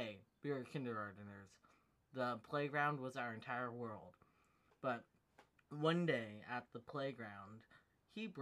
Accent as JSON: {"language": "English", "country": "United States", "said": "she and I both share a similar background or similar ethnicity and nationality, which we're both American"}